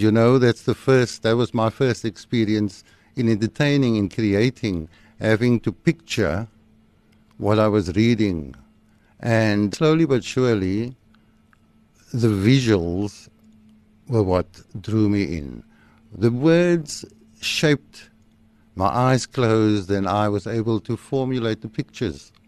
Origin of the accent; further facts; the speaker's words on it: Cape Town, Western Cape, South Africa; also born or lived in Woodstock, Cape Town; I grew up in Manenberg. Uh, I was born in Woodstock, and at the age of two, we moved to Manenberg.